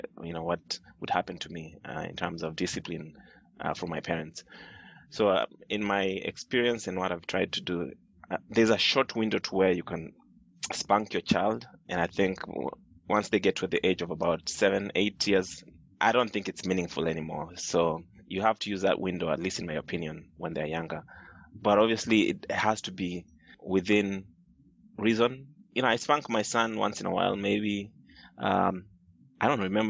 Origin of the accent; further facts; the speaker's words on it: Kenya; growing up in Kenya